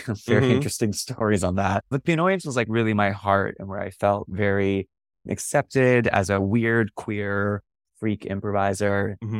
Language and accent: English; North Bay, California, United States; I grew up in the North Bay